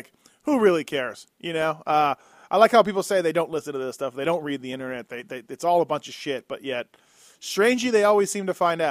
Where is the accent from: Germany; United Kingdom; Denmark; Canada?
Canada; moved away; me being Canadian